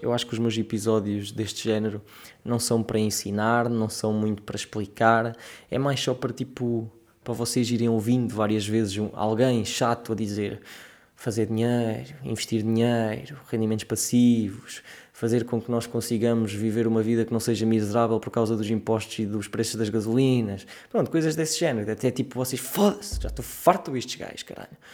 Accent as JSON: {"language": "Portuguese", "country": "Portugal", "said": "na nossa realidade enquanto portugueses pobres, jovens, tristes"}